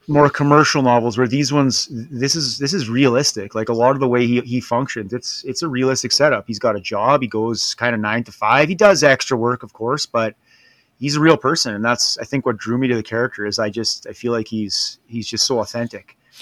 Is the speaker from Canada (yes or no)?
yes; Canada; being Canadian